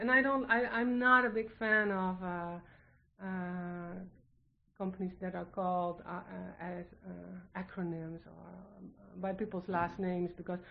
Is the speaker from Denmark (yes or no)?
no; Netherlands; English is a second language; now in United States; I'm from the Netherlands